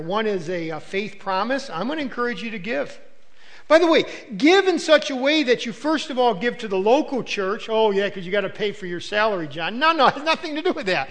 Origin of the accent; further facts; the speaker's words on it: United States; as an American